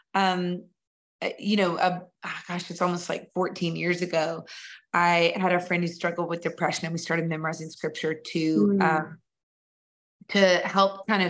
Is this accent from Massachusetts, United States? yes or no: no; Nashville, Tennessee, United States; I grew up in Nashville.